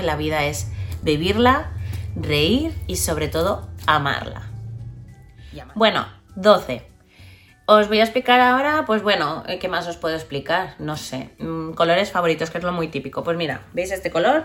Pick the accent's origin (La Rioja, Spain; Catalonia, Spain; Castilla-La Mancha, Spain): Catalonia, Spain; Barcelona; soy de Barcelona, vivo en Barcelona, adoro Barcelona